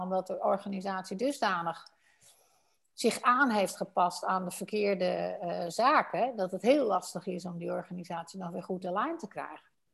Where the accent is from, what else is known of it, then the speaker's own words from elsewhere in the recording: Netherlands; wij Nederlanders